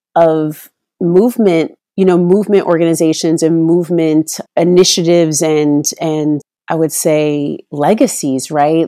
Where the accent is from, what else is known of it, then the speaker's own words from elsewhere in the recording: Oakland, California, United States; in the eighties, growing up in Oakland